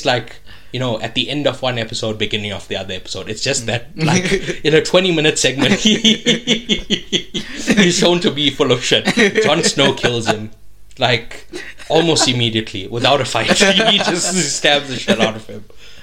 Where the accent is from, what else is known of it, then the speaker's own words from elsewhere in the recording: South Africa; I was in South Africa